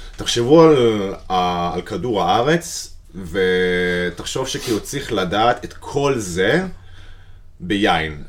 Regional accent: United States; moved away as an adult; now in Israel; אני אמריקאי במקור, אוקיי. אני גר בארץ איזה תשע שנים

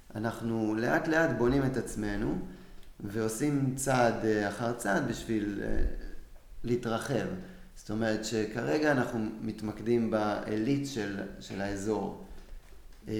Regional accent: Israel; moved away as an adult; now in Florence, Italy; אני ישראלי

